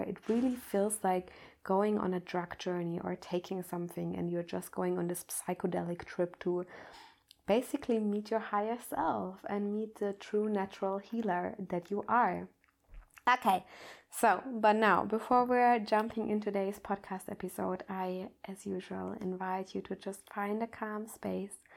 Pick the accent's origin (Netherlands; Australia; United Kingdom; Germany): Germany; I'm coming from Germany